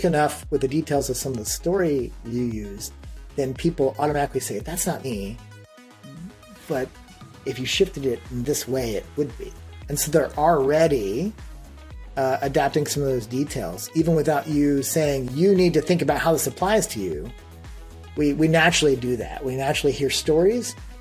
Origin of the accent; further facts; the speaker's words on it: Austin, Texas, United States; I hail from Austin, Texas